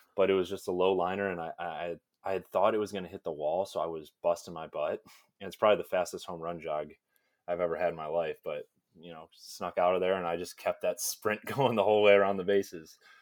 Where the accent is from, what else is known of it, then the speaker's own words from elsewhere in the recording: Illinois, United States; I'm from Illinois